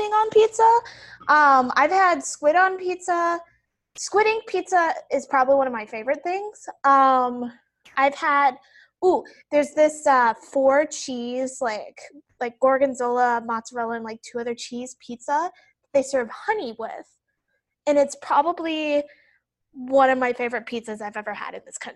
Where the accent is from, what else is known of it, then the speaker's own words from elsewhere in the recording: Midwest, United States; moved away as an adult; now in South Korea; I'm a Midwesterner